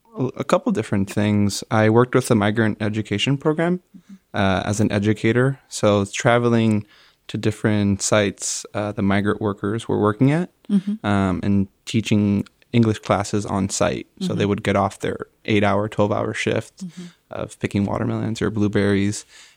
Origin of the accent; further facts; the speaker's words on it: Hialeah, Florida, United States; I would say Hialeah is a really interesting place to grow up as a Cuban American, but also in general, it has a mix of the United States, but also Cuba itself.